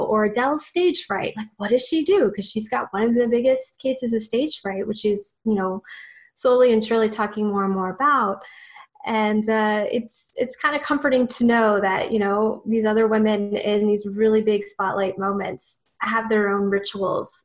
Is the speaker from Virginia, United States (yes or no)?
yes; Virginia Beach, Virginia, United States; moved away; I'm also originally from Virginia Beach.